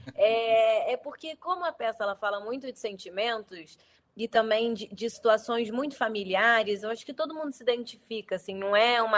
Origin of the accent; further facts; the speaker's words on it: Rio de Janeiro, Brazil; accent: carioca; also born or lived in São Paulo, Brazil; eu sou do Rio, nascido e criado. o sotaque entrega totalmente